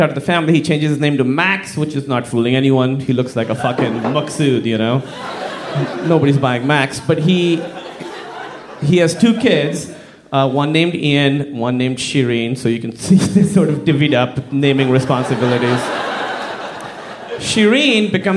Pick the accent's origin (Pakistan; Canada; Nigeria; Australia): Pakistan; I'm from Pakistan, like I said. Very conservative Muslim family